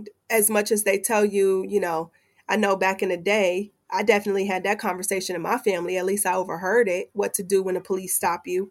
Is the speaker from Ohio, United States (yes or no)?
yes; Cincinnati, Ohio, United States; I'm from Cincinnati